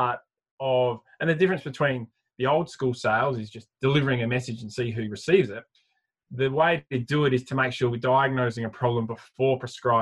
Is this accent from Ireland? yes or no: no; Adelaide, South Australia, Australia; I'm from Adelaide, so still live in Adelaide